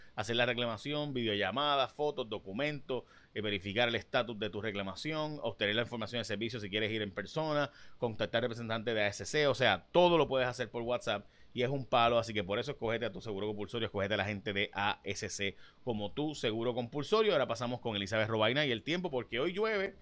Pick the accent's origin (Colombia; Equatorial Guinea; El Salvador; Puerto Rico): Puerto Rico; San Lorenzo; Faeli López era mi vecino del frente eh, cuando niño, ¿no? Este, cuando era niño allá en Jaguar de San Lorenzo, literalmente vivía al frente